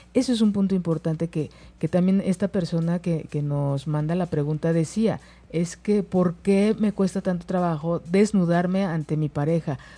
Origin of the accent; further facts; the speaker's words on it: Mexico; como mexicanos